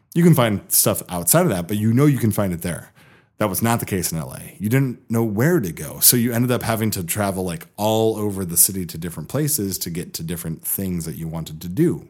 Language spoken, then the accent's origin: English; Seattle, Washington, United States; also born or lived in Bellingham, Washington / Los Angeles; I was born in Seattle. When I was eleven, I moved to the Bellingham area, then moved back to Seattle about six years ago